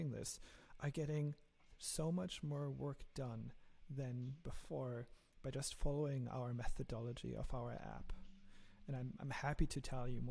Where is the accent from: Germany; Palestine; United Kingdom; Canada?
Germany; accent: German; English is a second language; my lovely German accent